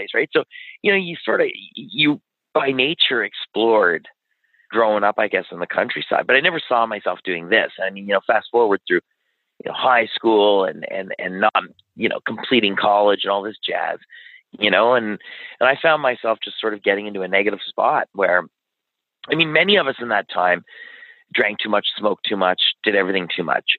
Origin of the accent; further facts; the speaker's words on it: Ottawa, Ontario, Canada; we grew up in West Carleton, just sort of on the edge of Kanata and West Carleton